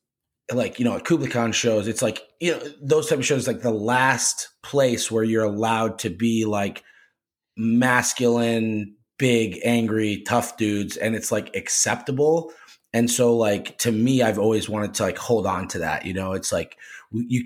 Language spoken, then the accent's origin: English; New Hampshire, United States; I grew up in New Hampshire